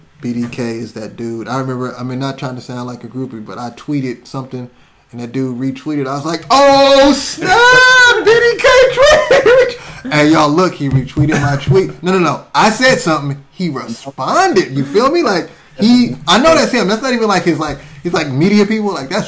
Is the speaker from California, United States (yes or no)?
yes; Berkeley, California, United States; also born or lived in Seattle / Waco, Texas / East Oakland; I was born in Seattle. Raised in Waco, Texas, and grew up in South Berkeley and lived in East Oakland.